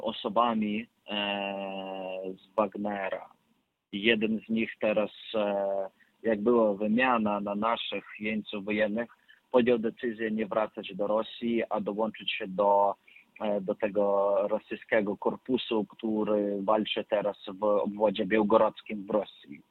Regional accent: Ukraine; Ja też jestem Ukraińcem

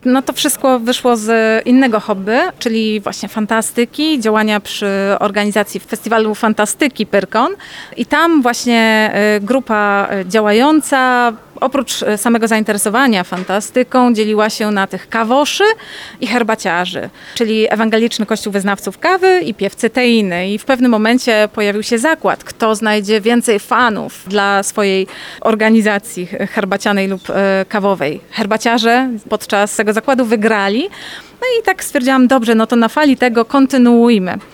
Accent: Poznań, Greater Poland, Poland; jestem z Poznania

